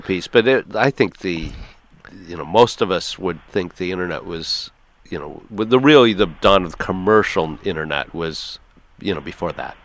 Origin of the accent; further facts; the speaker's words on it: Ann Arbor, Michigan, United States; I'm from Ann Arbor